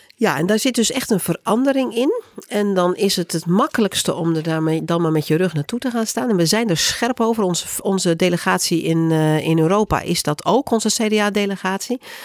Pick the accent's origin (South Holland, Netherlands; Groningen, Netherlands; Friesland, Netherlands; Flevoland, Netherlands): Groningen, Netherlands; ik kom zelf uit Groningen